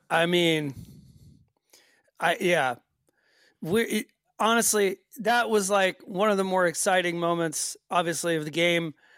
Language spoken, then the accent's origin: English; Marietta, Georgia, United States; moved away as an adult; now in Sweden; where I was born in Marietta